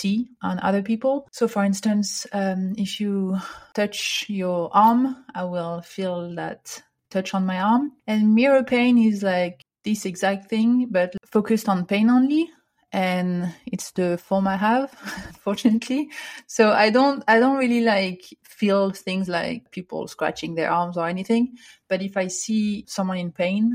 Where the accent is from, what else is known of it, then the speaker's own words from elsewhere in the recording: near Paris, Île-de-France, France; moved away as an adult; now in Vancouver, Canada; Yes, so I grew up near Paris in France. And I now live in Vancouver